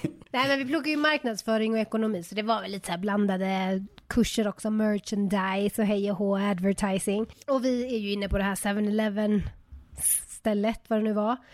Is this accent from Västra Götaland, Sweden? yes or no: yes; Uddevalla, Västra Götaland, Sweden; moved away; Jag är från, eh, den stora metropoly town of Uddevalla